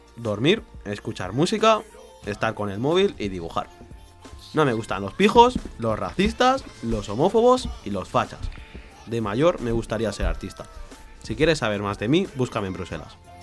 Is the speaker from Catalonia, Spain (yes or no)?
yes; Barcelona, Catalonia, Spain; Nací en Barcelona, pero mi familia tiene orígenes dominicanos.